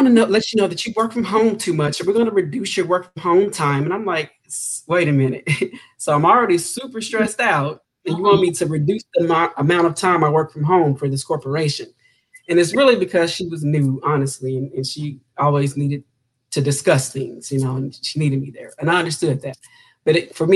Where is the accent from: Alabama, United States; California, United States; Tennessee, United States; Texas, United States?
Texas, United States; Houston; I grew up in Houston, Texas